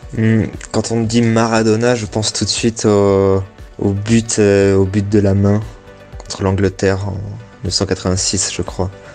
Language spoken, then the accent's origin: French; Dordogne, Nouvelle-Aquitaine, France; je viens de Dordogne